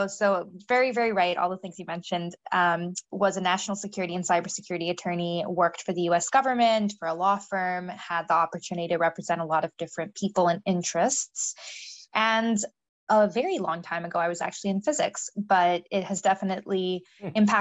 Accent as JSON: {"language": "English", "area": "Silicon Valley", "region": "California", "country": "United States", "tie": "born or raised there", "said": "I grew up in the Silicon Valley"}